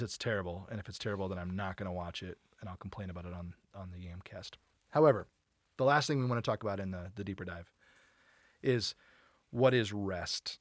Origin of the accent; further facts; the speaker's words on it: United States; we're American